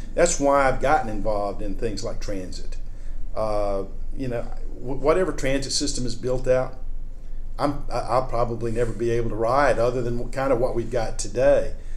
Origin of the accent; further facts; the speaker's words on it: Birmingham, Alabama, United States; moved away; I grew up in Birmingham, Alabama in the 1960s and 70s